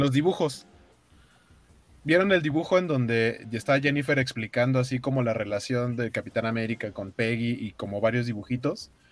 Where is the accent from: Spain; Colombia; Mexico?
Mexico; las piñatas que tenemos aquí en México